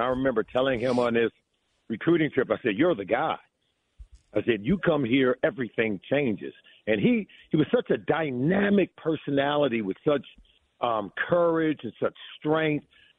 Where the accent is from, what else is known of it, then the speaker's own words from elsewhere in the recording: Los Angeles, California, United States; moved away; I grew up in Los Angeles